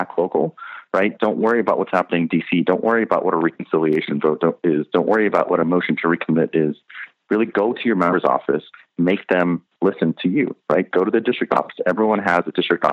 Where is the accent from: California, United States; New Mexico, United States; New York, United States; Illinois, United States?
California, United States; moved away; I'm from California originally.